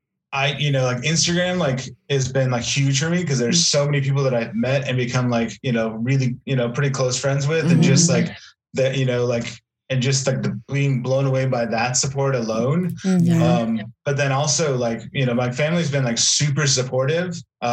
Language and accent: English; Pacific Northwest, United States; now in Texas, United States; Like, when I moved here originally, like, it was like, I mean, because I'm from the Pacific Northwest